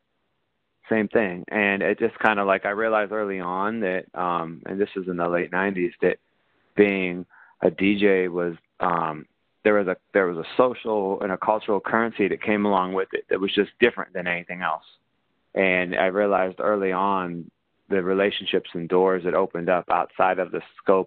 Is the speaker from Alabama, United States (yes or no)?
no; Ohio, United States; moved away as an adult; now in New York, United States; the job market where I grew up in Ohio sucked